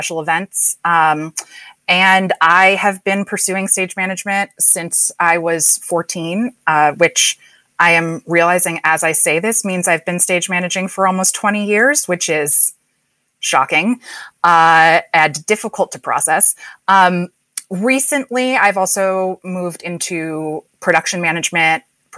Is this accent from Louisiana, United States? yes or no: no; Columbia, Maryland, United States; also born or lived in Chicago; now in New York, United States; I grew up in Columbia, Maryland, which is where I am recording now due to the pandemic. I'm usually based in New York